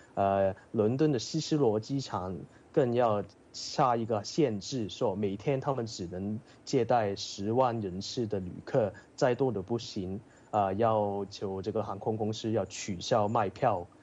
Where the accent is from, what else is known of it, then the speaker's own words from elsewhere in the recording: Hong Kong; now in United Kingdom; 但是这个可能是因为我来自香港，这里对这种天气有经验。